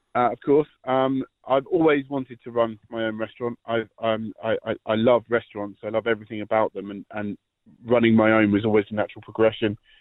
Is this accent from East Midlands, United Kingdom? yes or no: no; near Gatwick Airport, South East England, United Kingdom; moved away as an adult; now in County Laois, Ireland; I grew up in the uh, in the south of south of England, at the end of the runway near Gatwick Airport